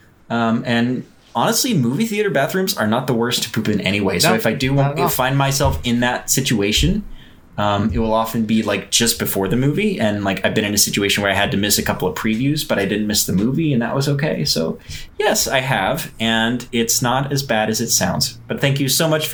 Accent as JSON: {"language": "English", "town": "Houston", "region": "Texas", "country": "United States", "tie": "born or raised there", "moved": "yes", "said": "I was raised in Houston. I'm technically not from there"}